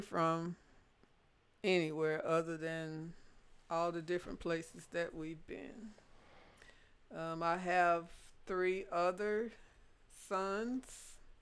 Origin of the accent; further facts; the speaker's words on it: Jonesboro, Louisiana, United States; moved away; I was born and raised in Louisiana, Jonesboro, Louisiana.